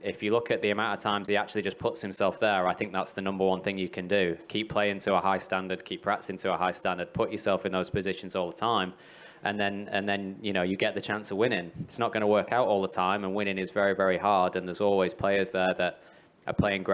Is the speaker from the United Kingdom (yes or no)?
yes; England, United Kingdom; now in Middle East; I'm from England.